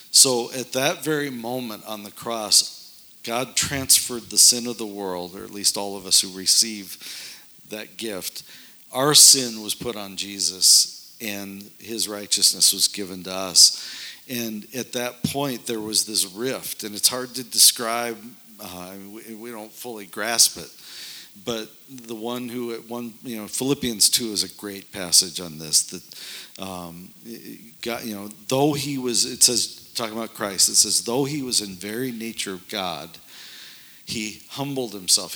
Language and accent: English; North Dakota, United States; moved away as an adult; also born or lived in suburbs of Chicago; This is where I grew up in North Dakota, and of course I had to get out of there as soon as I could after. So I moved away